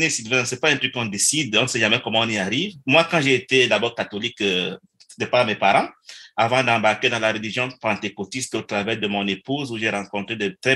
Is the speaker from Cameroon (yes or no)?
yes; Cameroon; moved away as an adult; now in Canada; je suis venu, j'ai immigré du Cameroun au Canada, si vous me permettez Sylvain, parce que je voulais donner une chance de meilleures études à mes